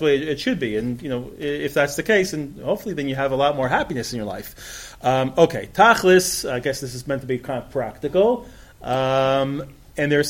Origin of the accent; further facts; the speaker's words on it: New York, United States; moved away as an adult; now in Israel; I grew up in New York